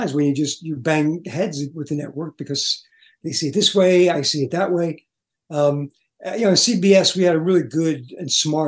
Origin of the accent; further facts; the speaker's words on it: New York City, New York, United States; I grew up in Brooklyn